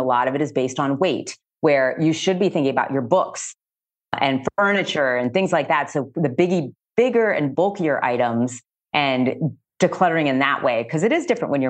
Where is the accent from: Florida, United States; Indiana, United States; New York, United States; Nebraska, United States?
Florida, United States; Miami; now in Chicago, United States; And so, as I said, I'm originally from Miami, Florida. So being by the water to me is just such a gift.